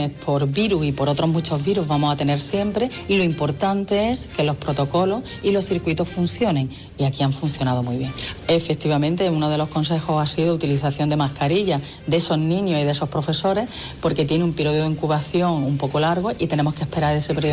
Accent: Seville, Andalusia, Spain; estos son todos los que contemplamos nosotros como sevillanos que podemos disfrutar en todos los distritos

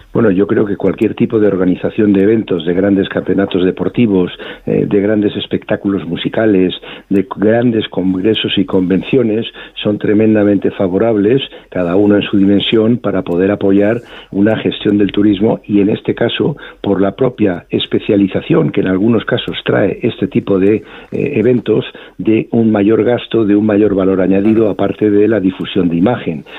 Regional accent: Spain; somos los españoles viajando por España

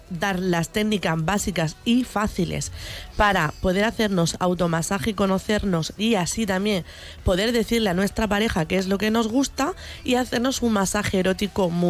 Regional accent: Cieza, Region of Murcia, Spain; mis padres son de Cieza, yo soy murciana, pero yo me considero cizana

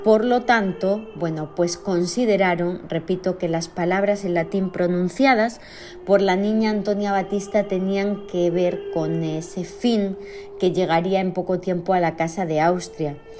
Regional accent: Extremadura, Spain; en mi tierra, en Extremadura

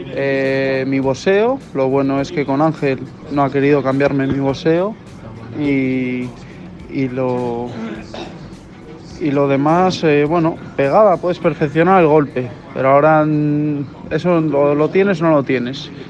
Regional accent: Argentina; Somos argentinos y los argentinos nos sobra de los huevos.

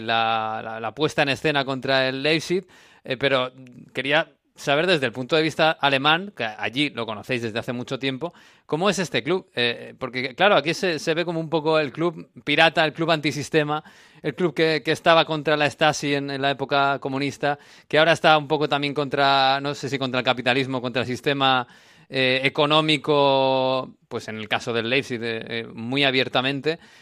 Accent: Basque Country, Spain; a mi tierra, a Euskadi

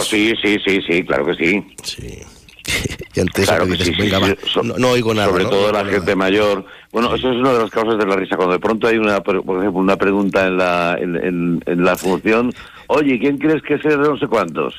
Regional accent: Valencia, Valencian Community, Spain; now in Madrid, Spain; yo vivo en Madrid, por soy de Valencia

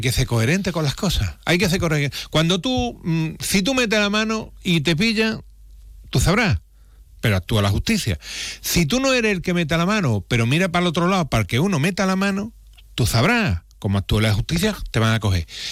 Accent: Andalusia, Spain; así se nota que somos los andaluces

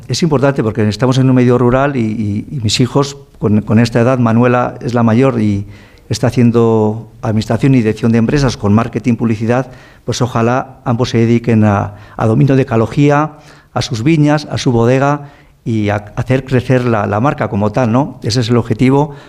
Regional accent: Ribera del Duero, Castile and León, Spain; Yo nací en la Ribera del Duero

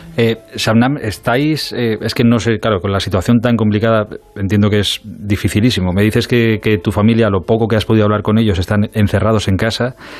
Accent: Spain

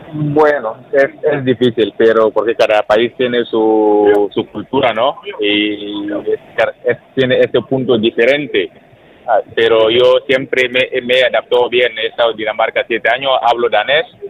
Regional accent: Burkina Faso; now in Logroño, Spain; yo soy uno de los capitanes de las selección de Burkina ahora

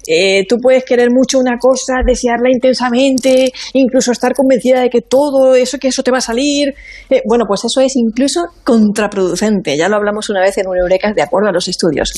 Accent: Monforte del Cid, Valencian Community, Spain; mi tierra, de Monforte

